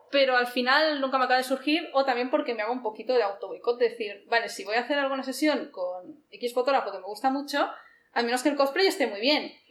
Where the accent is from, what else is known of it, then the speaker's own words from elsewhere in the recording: Barcelona, Catalonia, Spain; Sí, doy gracias por haber nacido aquí